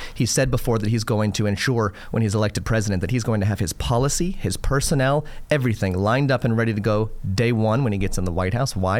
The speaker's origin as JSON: {"language": "English", "region": "Florida", "country": "United States", "tie": "born or raised there", "said": "I'm a lifelong Floridian. I was born and raised in Florida."}